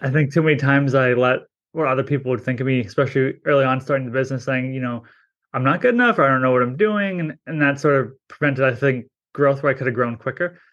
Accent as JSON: {"language": "English", "region": "New England", "country": "United States", "said": "I'm from New England"}